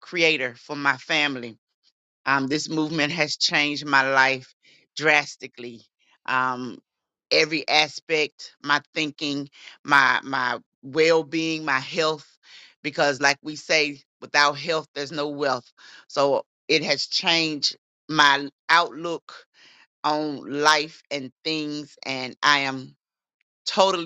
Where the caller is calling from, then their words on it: Jacksonville, Florida, United States; I am calling from Jacksonville, Florida